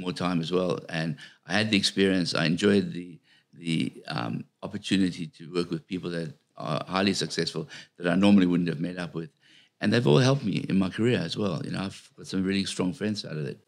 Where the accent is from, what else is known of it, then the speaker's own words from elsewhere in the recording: South Africa; I come from a little country town in South Africa